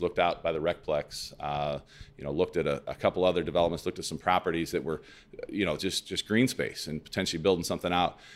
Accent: Lebanon, Illinois, United States; also born or lived in Clinton County, Illinois / Carbondale, Illinois; I grew up in Lebanon

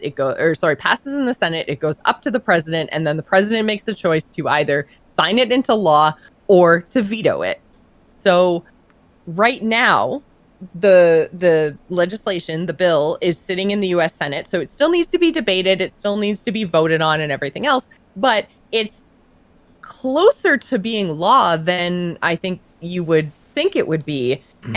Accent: Canada; I'm Canadian

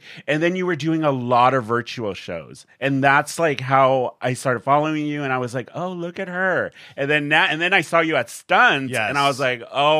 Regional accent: San Diego, California, United States; born or raised there

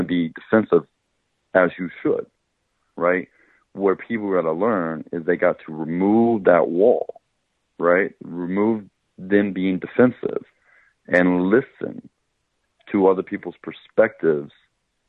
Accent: Oklahoma, United States; moved away; when you grow up in Oklahoma, you grow up in a society which is majority of whites

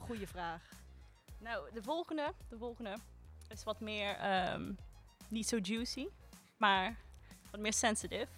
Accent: Limburg, Netherlands; also born or lived in Rotterdam; Ik eh, ben 21 jaar oud. Ik kom uit Limburg

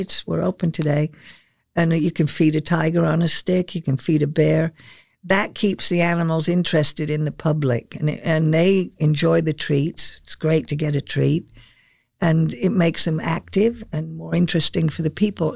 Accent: England, United Kingdom; now in Sarasota, United States; I was born in England. And I remember the GIs as I was a kid growing up, they were still in England

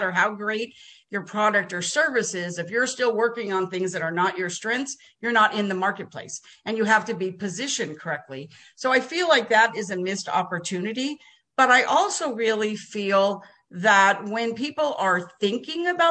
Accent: New Jersey, United States; now in Texas, United States; I was born in Jersey too. Did you know that? I'm a Jersey girl.

